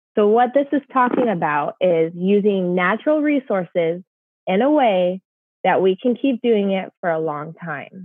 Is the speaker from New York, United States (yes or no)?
no; Olympic National Park, Washington, United States; I grew up in the Olympic National Park of Washington State